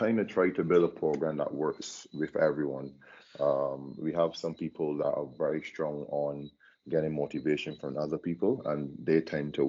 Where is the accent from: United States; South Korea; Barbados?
Barbados; also born or lived in England; from Barbados